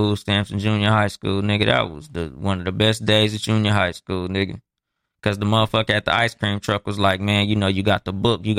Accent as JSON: {"language": "English", "town": "Compton", "region": "California", "country": "United States", "said": "I'm from Compton."}